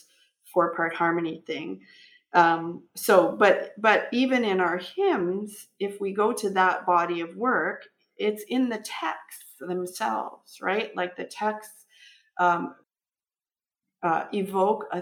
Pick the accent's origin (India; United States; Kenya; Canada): Canada; I'm Canadian and I'm of European descent